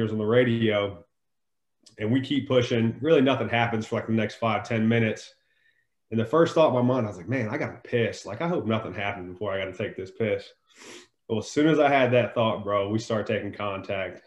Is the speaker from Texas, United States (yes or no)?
no; Northern Virginia, United States; I was born in Northern Virginia, born and raised there.